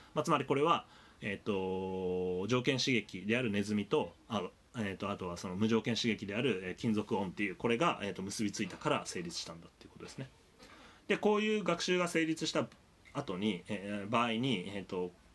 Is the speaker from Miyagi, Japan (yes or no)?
yes; Tohoku, Miyagi, Japan; moved away; 僕ちょっとあの東北の宮城県出身